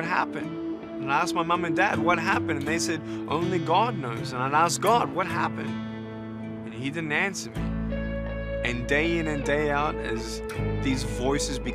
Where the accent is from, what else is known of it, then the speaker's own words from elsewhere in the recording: Melbourne, Victoria, Australia; I was born in Melbourne, Australia